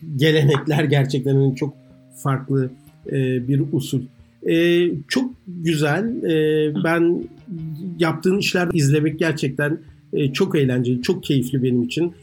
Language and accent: Turkish; Ankara, Turkey; moved away; Yeni mahallede büyüdüm. Yeni mahallede Şentepe'nin eteklerindedir